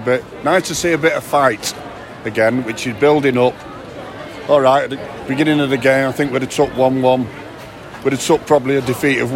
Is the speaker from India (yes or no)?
no; Manchester, North West England, United Kingdom; also born or lived in Hulme / Wythenshawe / Davyhulme; I was born in Hume and then moved up on the reservation in Widdenshaw and then lived in Davie for 25 years